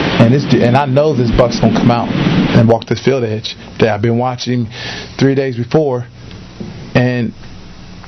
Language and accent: English; Ohio, United States; I'm from Ohio